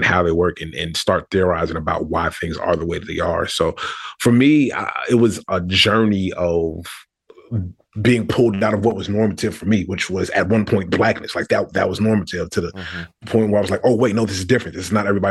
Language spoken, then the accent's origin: English; Richmond, Virginia, United States; moved away as an adult; also born or lived in Brooklyn, New York; although I'm originally from New York, spent my first few years there, Richmond is where I consider home